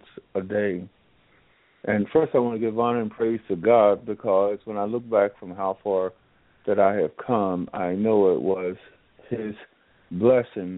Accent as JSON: {"language": "English", "town": "Jackson", "region": "North Carolina", "country": "United States", "tie": "born or raised there", "moved": "yes", "said": "I was born and raised in Jackson, North Carolina, which is Northampton County"}